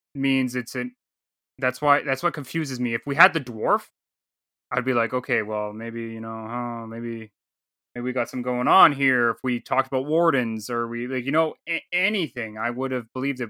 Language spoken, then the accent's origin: English; Canada; I'm from Canada.